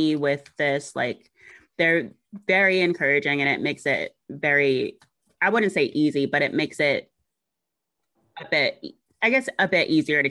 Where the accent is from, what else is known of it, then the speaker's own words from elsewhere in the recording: the South, United States; I'm from the South